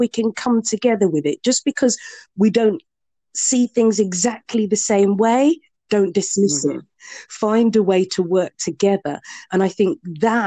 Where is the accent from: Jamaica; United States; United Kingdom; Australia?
United Kingdom; Bedford, East of England; to live and to be born and brought up in Bedford